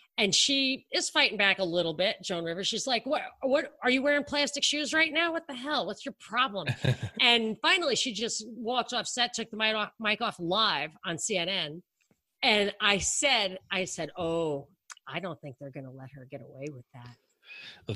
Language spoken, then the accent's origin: English; New York, United States; I grew up in New York.